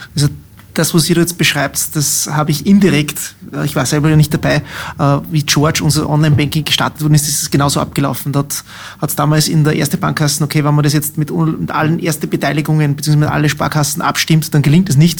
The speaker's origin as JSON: {"language": "German", "region": "Salzkammergut", "country": "Austria", "accent": "Salzkammergut German", "said": "mit meinem Salzkammergut Deutsch"}